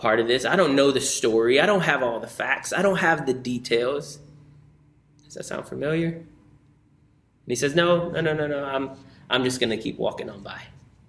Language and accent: English; New Orleans, Louisiana, United States; moved away; I grew up in New Orleans